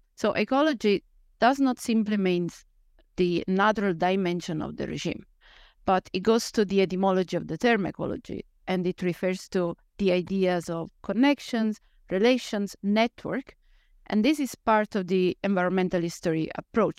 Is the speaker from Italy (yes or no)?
yes; central Italy, Italy; moved away as an adult; now in Netherlands; I grew up in, uh, central Italy